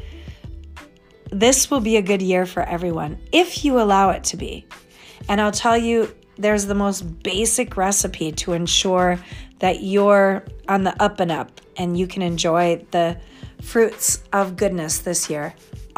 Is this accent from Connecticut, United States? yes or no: yes; Connecticut, United States; I was born in Connecticut